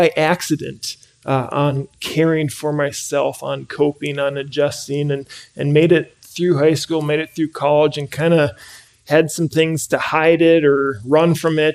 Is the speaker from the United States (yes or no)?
yes; Andover, Minnesota, United States; I grew up in the Twin Cities, grew up locally up in Andover